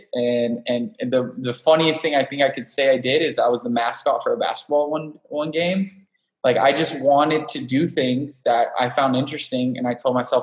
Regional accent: Miami, Florida, United States; moved away as an adult; also born or lived in New York / Los Angeles; now in San Diego, United States; I was born and raised in Miami

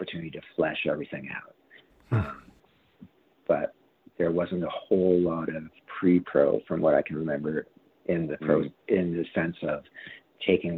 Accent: Cole Harbour, Nova Scotia, Canada; I'm from Cole Harbour

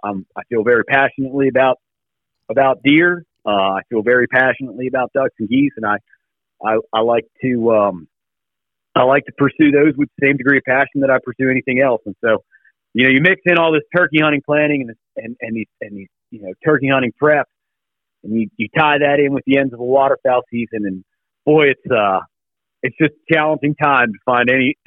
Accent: Virginia, United States; I'm from Virginia, and in February we get a lot of winds

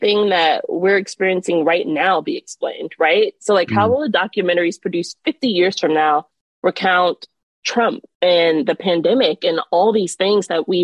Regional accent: Miami, Florida, United States; now in Washington, D.C., United States; I'm originally from Miami, Florida. So I'm a Florida girl through and through

